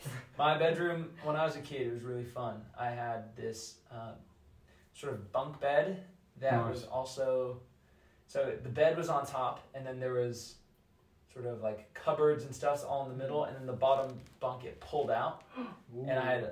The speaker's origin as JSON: {"language": "English", "region": "Florida", "country": "United States", "moved": "yes", "lives_now": "England", "said": "So I'm from Florida originally, right?"}